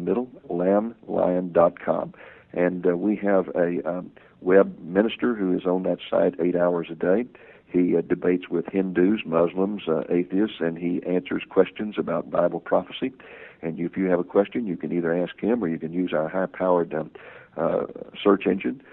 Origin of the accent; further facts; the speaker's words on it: Texas, United States; I'm from Texas